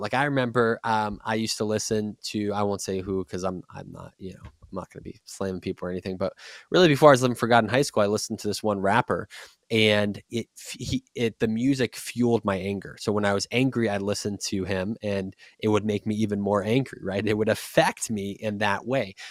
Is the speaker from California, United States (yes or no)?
no; Boston, Massachusetts, United States; moved away; also born or lived in Texas; I'm from Boston